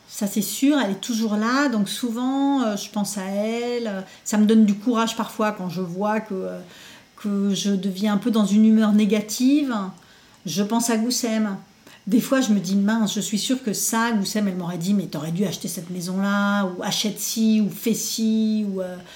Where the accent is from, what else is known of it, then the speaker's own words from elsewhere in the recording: France; born there; also born or lived in Algeria; Et euh, donc je suis née en France euh, parce qu'il n'y avait pas d'hôpital là où mes parents étaient. On est revenu en Algérie très vite et j'y suis restée deux ans.